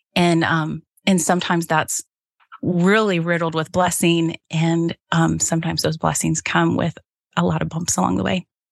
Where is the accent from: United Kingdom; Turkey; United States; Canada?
United States; Cincinnati, Ohio; now in central Michigan, United States; growing up in Cincinnati